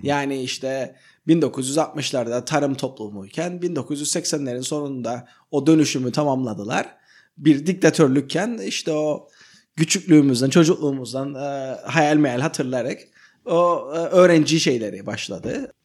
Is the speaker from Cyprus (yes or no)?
yes; Cyprus; Sanırım biz Kıbrıslılar olarak